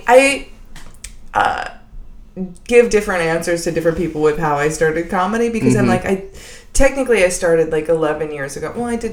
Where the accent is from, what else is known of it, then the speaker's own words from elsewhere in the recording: Indiana, United States; moved away; also born or lived in Los Angeles; I'm from Indiana